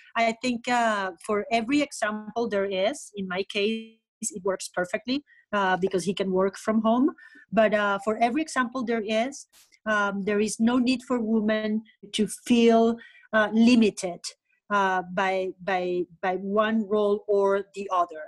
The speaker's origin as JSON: {"language": "English", "town": "Caracas", "region": "Capital District", "country": "Venezuela", "tie": "born or raised there", "also_born_or_lived": "Bolívar State, Venezuela", "moved": "yes", "lives_now": "Spain", "said": "I grew up in Caracas"}